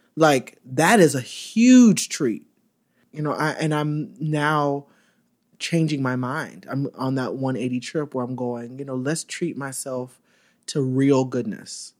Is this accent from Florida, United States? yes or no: yes; Orlando, Florida, United States; born or raised there; now in New York, United States